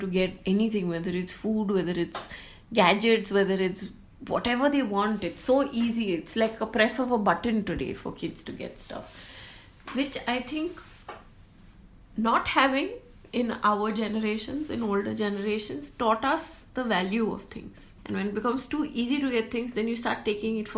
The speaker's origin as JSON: {"language": "English", "town": "Mumbai", "region": "Maharashtra", "country": "India", "tie": "born or raised there", "said": "growing up in Bombay"}